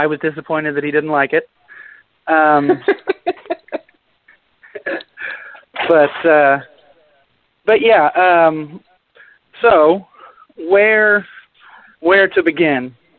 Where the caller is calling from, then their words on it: Oklahoma City, Oklahoma, United States; This is … from Oklahoma City.